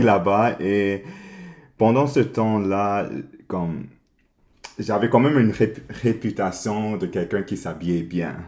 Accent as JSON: {"language": "French", "town": "Montreal", "region": "Quebec", "country": "Canada", "tie": "born or raised there", "said": "Non, je suis né ici à Montréal. Alors, ouais, j'ai, grandi ici à Montréal."}